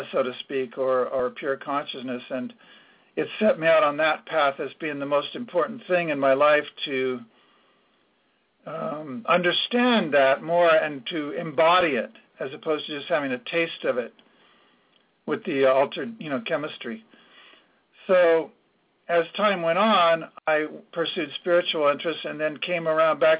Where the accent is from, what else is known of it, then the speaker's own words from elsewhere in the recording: San Jose, California, United States; I grew up in San Jose